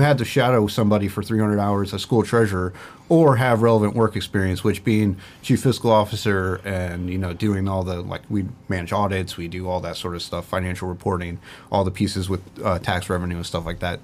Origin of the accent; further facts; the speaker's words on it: Port Clinton, Ohio, United States; my start in government actually started in my hometown in Port Clinton, uh, where I was born and raised.